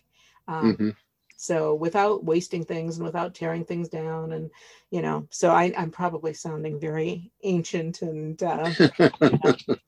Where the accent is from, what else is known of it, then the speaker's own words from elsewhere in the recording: rural Ohio, United States; moved away; Where I grew up in Ohio, in rural Ohio